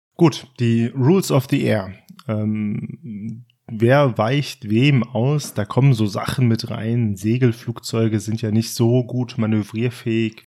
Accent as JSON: {"language": "German", "region": "Hesse", "country": "Germany", "said": "als Hesse"}